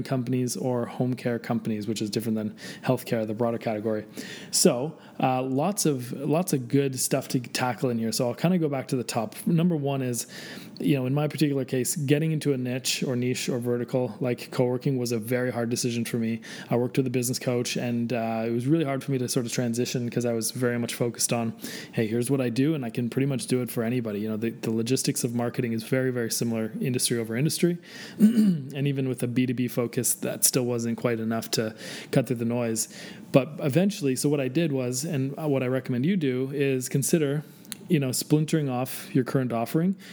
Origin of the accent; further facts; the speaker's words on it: Canada; I'm Canadian